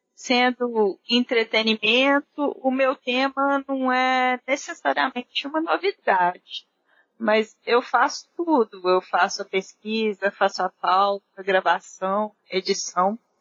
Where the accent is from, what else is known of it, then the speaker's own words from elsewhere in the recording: Belo Horizonte, Minas Gerais, Brazil; sou aqui de Belo Horizonte